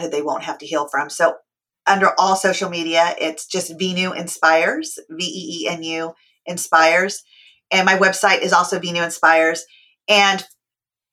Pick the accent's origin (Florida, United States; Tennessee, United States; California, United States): California, United States; I was born and raised in California.